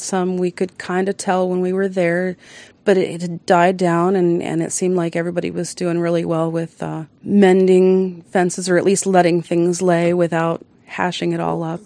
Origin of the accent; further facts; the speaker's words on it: Baltimore, Maryland, United States; moved away; also born or lived in Colorado; I'm actually from Baltimore